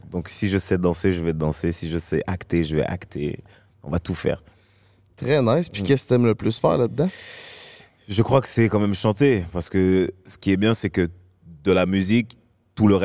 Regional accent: Marseille, Provence-Alpes-Côte d'Azur, France; now in Paris, France; C'est-à-dire que moi, j'étais de Marseille, un endroit où justement on est très familial, très chill, très. On s'en fout, tu vois, il n'y a pas de star, il n'y a pas tout ça à Marseille.

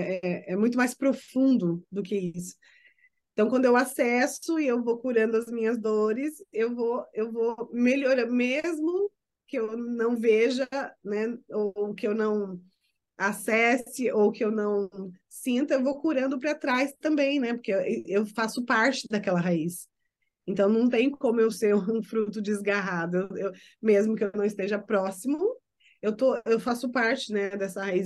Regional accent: Brazil; moved away as an adult; now in United States; eu sou brasileira e eu não quero me passar por americana, eu quero continuar sendo brasileira, vivendo fora do Brasil

